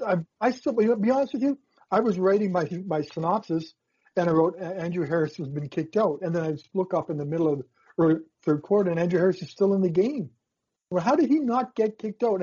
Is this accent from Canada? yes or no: yes; Saskatchewan, Canada; I was from Saskatchewan